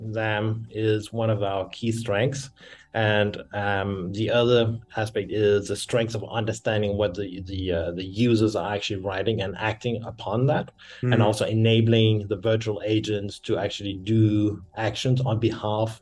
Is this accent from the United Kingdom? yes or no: no; France; also born or lived in Denmark / Berlin, Germany; now in Cape Town, South Africa; I'm original from Denmark. I've grown up in France and lived many years in Germany, Berlin, and now I'm based in Cape Town, South Africa